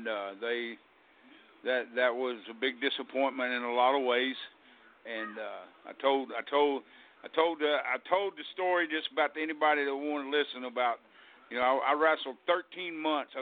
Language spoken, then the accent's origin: English; Texas, United States; I kindly pulled back to my home state, which is Texas, and just wrestled around here locally